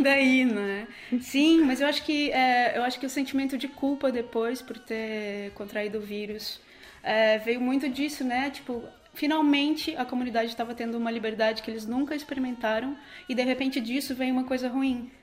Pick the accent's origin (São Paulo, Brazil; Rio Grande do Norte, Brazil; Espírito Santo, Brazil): São Paulo, Brazil; interior of; moved away; nasci no interior de São Paulo, e sendo do interior